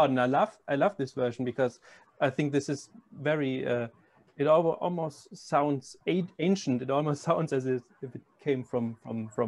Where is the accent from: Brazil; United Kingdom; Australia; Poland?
Brazil; I'm from Brazil